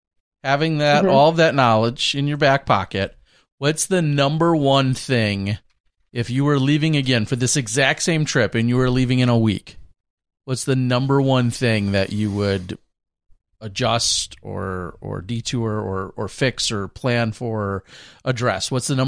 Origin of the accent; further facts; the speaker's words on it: Minnesota, United States; I'm from Minnesota here.